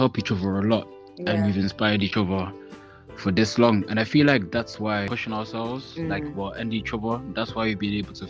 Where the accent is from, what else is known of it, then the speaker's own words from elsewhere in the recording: Netherlands; now in England, United Kingdom; So my inspirations, well, because I'm from Holland, because I moved to England from Holland, I listen to like …, …, they're like Dutch artists.